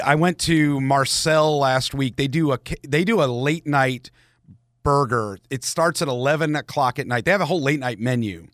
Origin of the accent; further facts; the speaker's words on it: Marietta, Georgia, United States; I grew up in Marietta